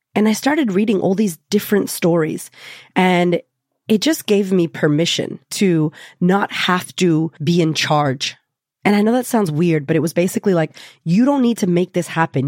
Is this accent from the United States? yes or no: yes; United States; I'm already American. I'm already Latina.